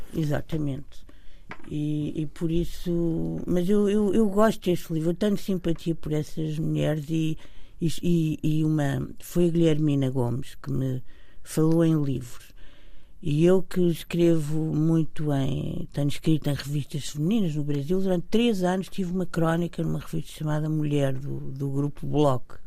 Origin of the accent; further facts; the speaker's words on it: Portugal; somos portugueses e tivemos uma, uma educação